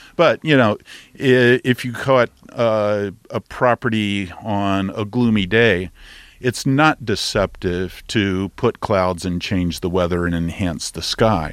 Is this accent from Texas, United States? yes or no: yes; Texas, United States; I'm a Texan